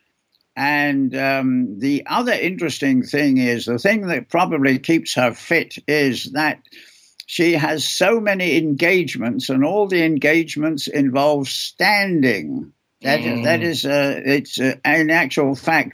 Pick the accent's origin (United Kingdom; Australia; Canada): United Kingdom; England; moved away; also born or lived in Chicago, United States; I was born in England. I went to school there.